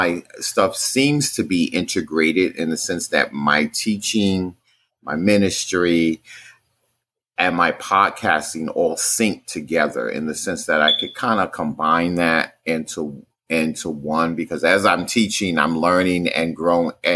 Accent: New York City, New York, United States; I grew up in Brooklyn, New York, which is basically a part of the city of New York City

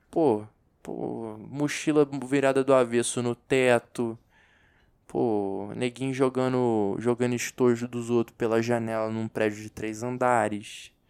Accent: Rio de Janeiro, Brazil; accent: carioca; um tempo no Rio, meu carioquês fica muito forte. Agora, se eu ficar muito tempo só com brasiliense, meu sotaque de carioquês vai, vai dando uma sumida.

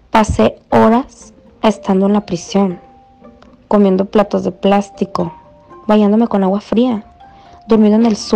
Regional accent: Yopal, Casanare, Colombia; also born or lived in Bogotá; Bueno, yo soy botana, nací aquí, aunque de niña fui a vivir a Yopal, Casanare.

